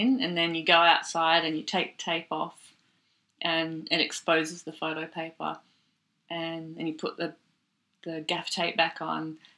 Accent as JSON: {"language": "English", "town": "Seymour", "region": "Victoria", "country": "Australia", "tie": "born or raised there", "also_born_or_lived": "Melbourne", "moved": "as an adult", "said": "I was born in Melbourne. I grew up in a country town in Victoria called Seymour, and I was there till I think I finished high school"}